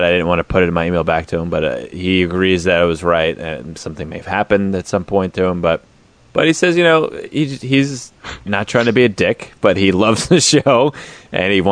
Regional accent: Australia; I'm from Australia, so I've heard nothing terrible.

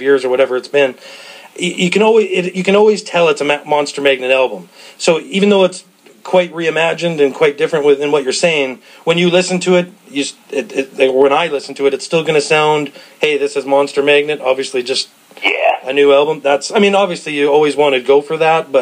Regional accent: the Prairies, Canada; I'm actually from Canada, right in the prairies, the flat prairies

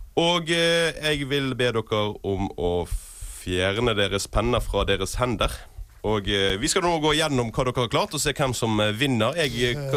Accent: Norway; Som nordmenn som vi er

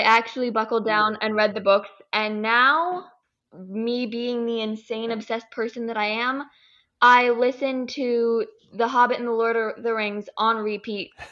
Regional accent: California, United States; I'm from California

